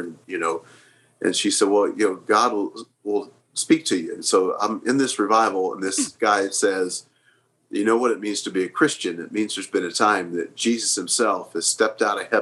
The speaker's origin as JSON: {"language": "English", "town": "Oklahoma City", "region": "Oklahoma", "country": "United States", "tie": "born or raised there", "said": "I grew up here in Oklahoma City."}